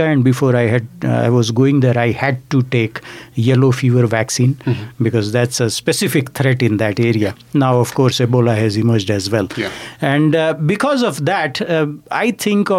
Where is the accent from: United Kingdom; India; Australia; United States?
India; now in Canada; when I grew up in India